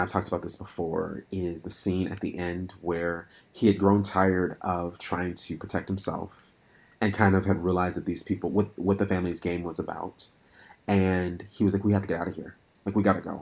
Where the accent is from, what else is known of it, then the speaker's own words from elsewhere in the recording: Minnesota, United States; moved away; also born or lived in North Dakota; I grew up in Minnesota, went to college in North Dakota